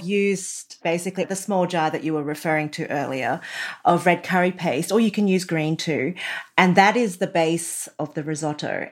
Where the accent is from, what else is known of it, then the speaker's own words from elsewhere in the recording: Australia; I was born in Australia